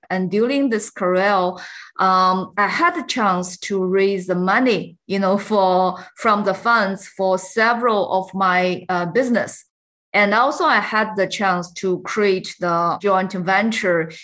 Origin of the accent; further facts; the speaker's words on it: China; I grew up in China, and I think I also get my education in China